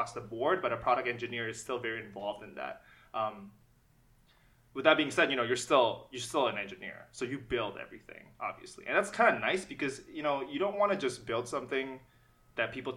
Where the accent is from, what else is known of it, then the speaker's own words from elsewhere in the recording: Jakarta, Indonesia; moved away as an adult; now in Canada; I was born in Jakarta. I was born and raised, and I stayed in Jakarta